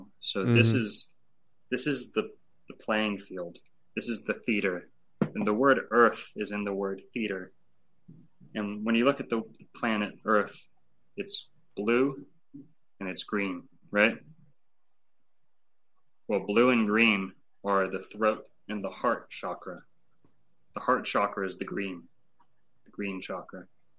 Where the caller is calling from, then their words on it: Lake Worth, Florida, United States; And I'm speaking from the Dancing Elephant down in Lake Worth, Florida.